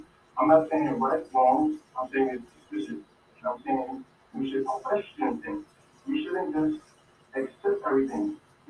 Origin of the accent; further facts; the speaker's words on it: New York City, New York, United States; being born and raised in New York City is extremely racist and segregated.